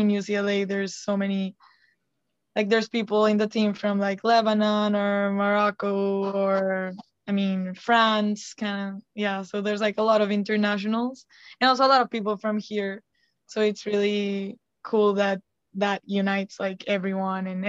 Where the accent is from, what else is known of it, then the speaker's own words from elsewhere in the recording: Colombia; moved away as an adult; from Colombia